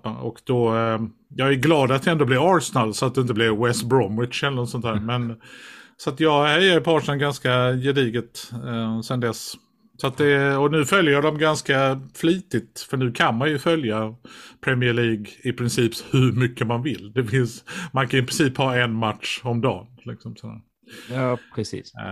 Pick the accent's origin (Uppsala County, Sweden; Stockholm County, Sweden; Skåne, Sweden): Skåne, Sweden; Kävlinge; Du är från Kävlinge … Ja, jag är från